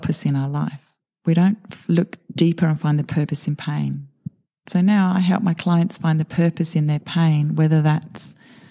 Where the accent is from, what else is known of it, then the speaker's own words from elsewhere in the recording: United Kingdom; moved away; I was born in the UK into a really average suburban existence.